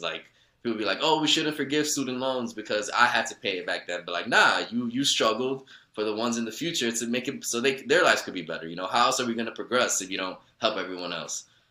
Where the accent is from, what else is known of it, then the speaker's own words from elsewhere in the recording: New York City, New York, United States; I grew up in Woodside